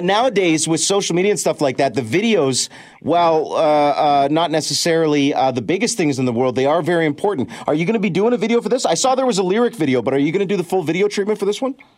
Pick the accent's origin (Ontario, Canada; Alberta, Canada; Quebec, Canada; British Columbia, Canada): Ontario, Canada; London; right here in my hometown of London